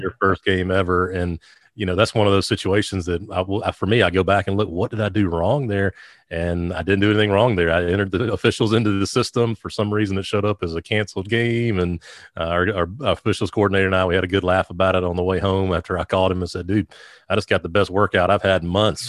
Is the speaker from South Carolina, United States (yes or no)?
yes; Sumter, South Carolina, United States; I grew up in the metropolis of Sumter, South Carolina.